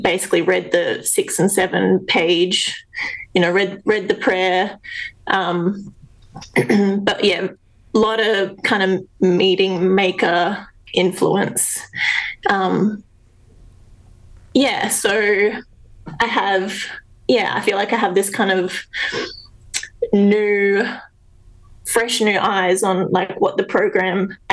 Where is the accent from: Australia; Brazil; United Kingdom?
Australia; also born or lived in South Australia; I'm Australian